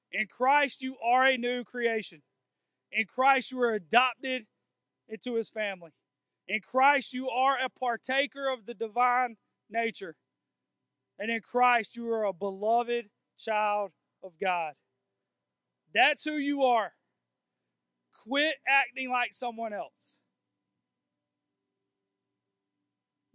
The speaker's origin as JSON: {"language": "English", "country": "United States", "said": "I'm a white guy and I'm American"}